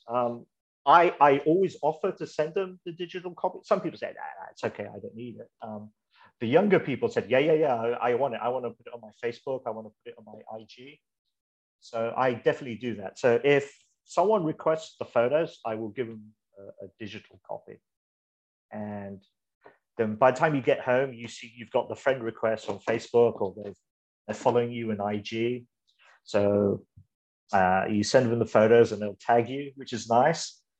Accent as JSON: {"language": "English", "country": "Malaysia", "tie": "born there", "said": "I was born in Malaysia, but I moved around the, the world for a few bit."}